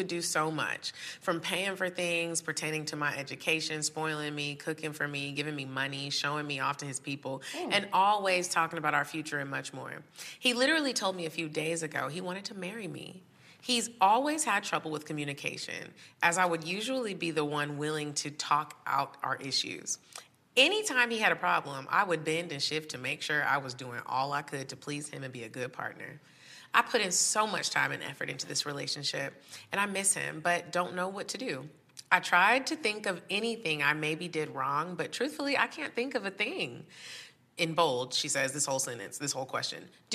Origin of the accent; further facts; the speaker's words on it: Texas, United States; I'm from Texas